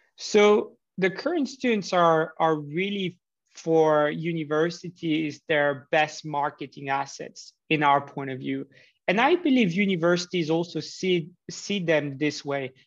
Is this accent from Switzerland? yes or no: yes; Switzerland; also born or lived in Geneva; I grew up in Switzerland, um, in Geneva